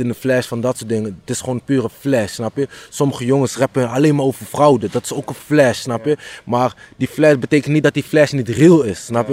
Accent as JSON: {"language": "Dutch", "town": "Houten", "region": "Utrecht", "country": "Netherlands", "tie": "born or raised there", "said": "Ik ben opgegroeid in Houten en toen ben ik op 12, 13 jaar leeftijd verhuisd naar Utrecht"}